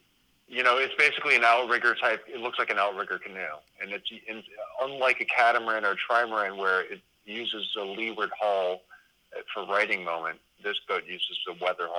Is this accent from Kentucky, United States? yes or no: no; Louisiana, United States; also born or lived in Gulf Coast; I'm from Louisiana, and I'm in New York